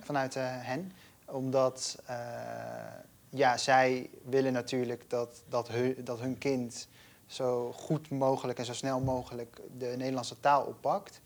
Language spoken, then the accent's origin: Dutch; Gelderland, Netherlands; first language Dutch; ik ben opgegroeid in Gelderland, in een klein stadje.